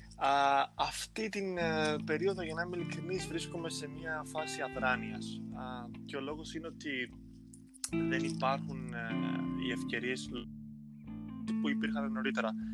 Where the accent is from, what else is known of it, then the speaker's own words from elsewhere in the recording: Greece; moved away as an adult; now in Cambodia; σαν Έλληνες ε, και σαν χώρα